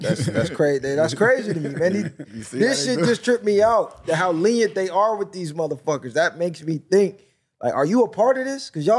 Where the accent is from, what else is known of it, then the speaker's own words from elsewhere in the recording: Long Beach, California, United States; because I'm from Long Beach, born and raised.